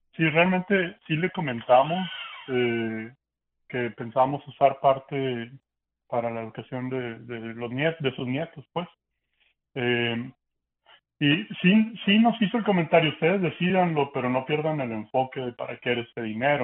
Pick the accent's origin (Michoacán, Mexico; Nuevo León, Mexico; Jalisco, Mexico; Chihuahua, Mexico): Nuevo León, Mexico; Monterrey; now in United States; soy, somos de Monterrey, México.